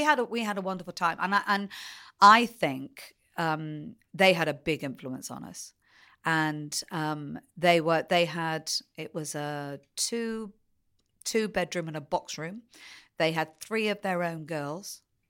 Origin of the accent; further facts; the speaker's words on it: Taunton, South West England, United Kingdom; born there; also born or lived in Essex; Well, I was born in Taunton, but I think I moved away almost immediately. And a total coincidence that I ended up spending a lot of my life there. So I think at the time we were living in Essex.